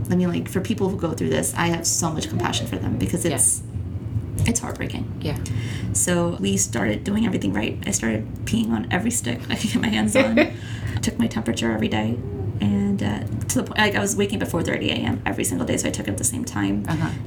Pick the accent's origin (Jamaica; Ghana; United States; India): India; I mean, so I'm I'm Indian, mm-hmm. and uh, I'm sure if any of your listeners are Indian as well